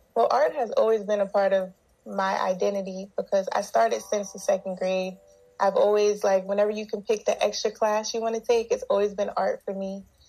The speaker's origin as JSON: {"language": "English", "region": "South Carolina", "country": "United States", "moved": "yes", "lives_now": "Los Angeles, United States", "said": "I'm originally from South Carolina"}